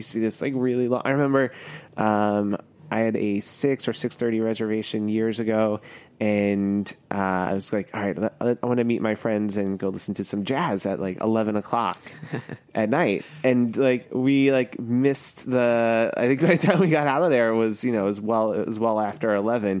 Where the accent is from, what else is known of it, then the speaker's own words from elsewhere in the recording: New York, United States; as a New Yorker and as someone who works in the restaurant industry in New York